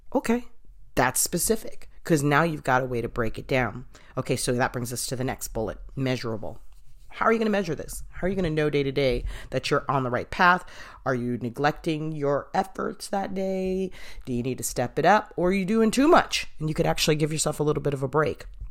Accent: Boston, Massachusetts, United States; I'm from Boston.

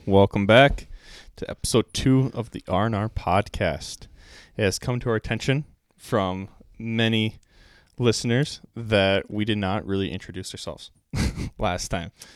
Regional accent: Pilgrim, Minnesota, United States; I grew up in Pilgrim, Minnesota

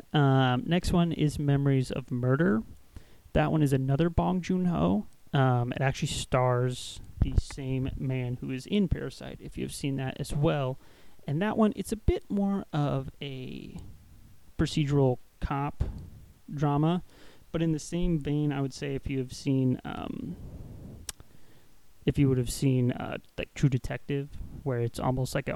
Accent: Midwest, United States; I'm from the Midwest and I saw corn fucking everywhere growing up

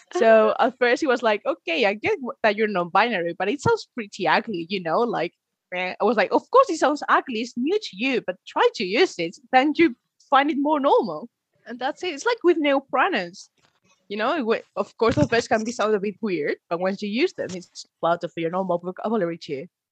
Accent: Padrón, Galicia, Spain; English is a second language; now in Inverness, United Kingdom; I'm from uh, Galicia, that is one of the autonomies in the north. So no, it's not sunny. In fact, it's quite similar to Scotland. and I grew up in a tiny town there. Well, it's a bit weird because it's called Padron, my town

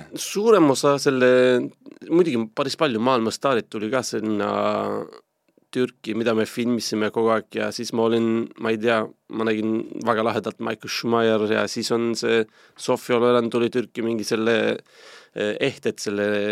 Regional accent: Turkey; Estonian is a second language; moved away as an adult; also born or lived in Istanbul, Turkey; now in Estonia; mina kasvasin selle Musta mere äärest äh, Istanbulis kolmsada kilti kaugel ühes linnas

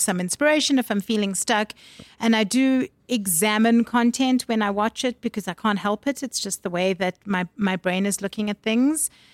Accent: Durban, KwaZulu-Natal, South Africa; also born or lived in Harare, Zimbabwe; I was born in Zimbabwe and I grew up in Durban

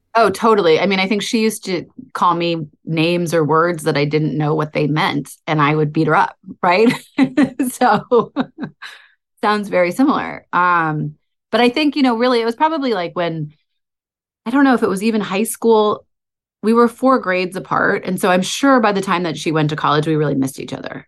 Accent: outside of Boston, Massachusetts, United States; I was born outside of Boston

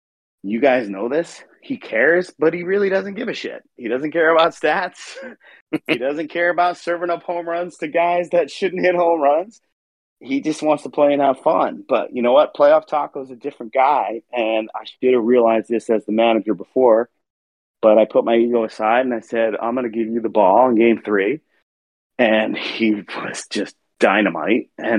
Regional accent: East Coast, United States; As I mentioned earlier, I'm from the East Coast, and I don't have a ton of Minnesota friends

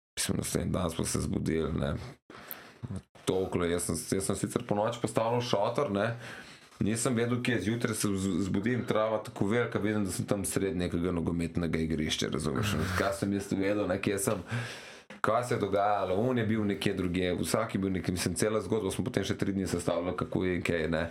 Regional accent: Slovenia; jaz sem iz Slovenije

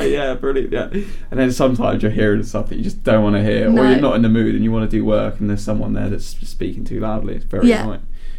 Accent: Norwich, East of England, United Kingdom; I'd like to say as well that I'm from Norwich.

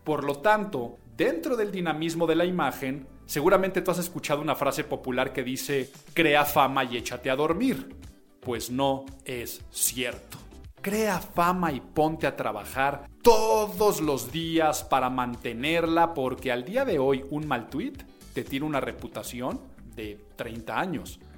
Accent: Mexico; me había tocado ver a mí en mi vida, como mexicano

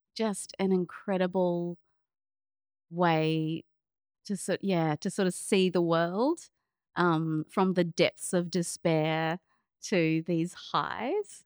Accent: Auckland, New Zealand; moved away; also born or lived in Melbourne, Australia; I grew up in New Zealand, in Auckland

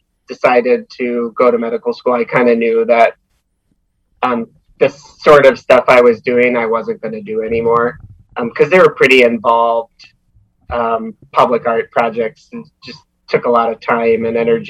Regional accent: outside of Philadelphia, Pennsylvania, United States; moved away as an adult; also born or lived in Twin Cities, Minnesota; I grew up outside of Philadelphia.

